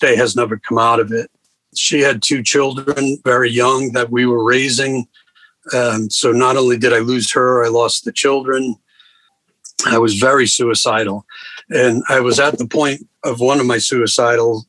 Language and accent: English; Rhode Island, United States; moved away; I grew up in Rhode Island, a family of four kids, and great parents, great family